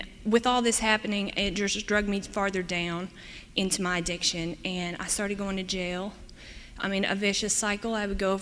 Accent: East Tennessee, United States; moved away as an adult; now in Michigan, United States; I'm from East Tennessee

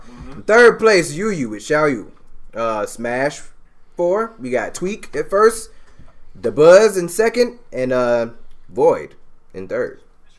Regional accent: Alabama, United States; I'm from Alabama.

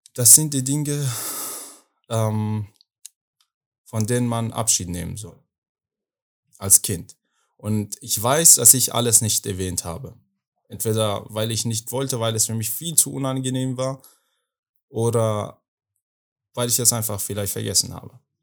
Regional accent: Afghanistan; German is a second language; now in Berlin, Germany; ich komme aus Afghanistan

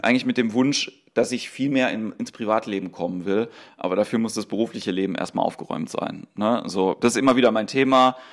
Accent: Mannheim, Baden-Württemberg, Germany; ich bin aus Mannheim

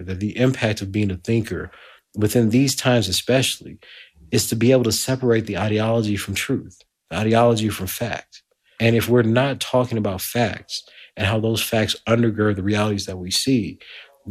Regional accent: Lake Charles, Louisiana, United States; moved away as an adult; now in Edinburgh, United Kingdom; I came from Lake Charles, Louisiana. I was born at the tail end of segregation in 1979.

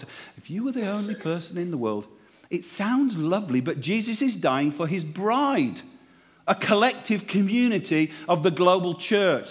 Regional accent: Yorkshire and the Humber, United Kingdom; now in Cheltenham, United Kingdom; I'm from Yorkshire

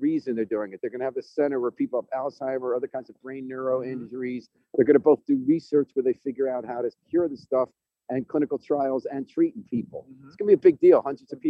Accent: White Plains, New York, United States; Oh, I grew up in White Plains.

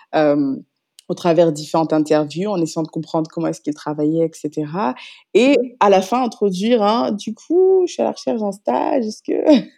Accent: Paris, Île-de-France, France; moved away as an adult; now in Dakar, Senegal; je suis née j'ai grandi en France, à Paris pour être précise

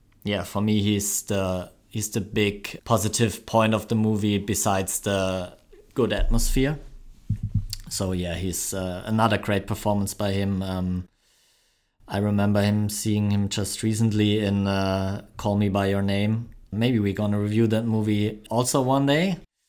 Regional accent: Germany; accent: German; My German accent, yeah.

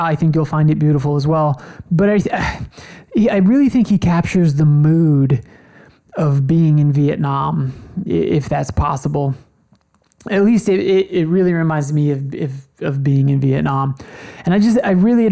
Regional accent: United States; as an American

